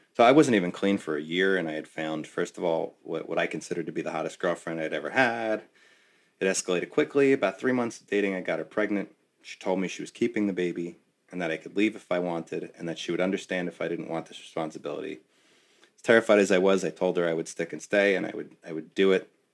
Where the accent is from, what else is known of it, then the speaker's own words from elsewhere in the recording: West Orange, New Jersey, United States; my hometown, no less, in West Orange